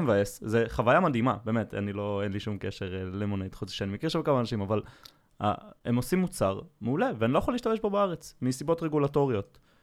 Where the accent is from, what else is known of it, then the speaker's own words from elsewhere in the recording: Safed, Northern District, Israel; moved away; אני במקור מצפת